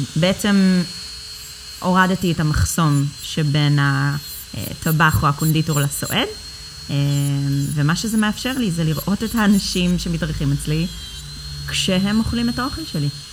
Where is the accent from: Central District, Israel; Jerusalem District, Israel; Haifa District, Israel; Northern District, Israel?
Central District, Israel; Ra'anana; אני במקור מרעננה, עיר האורות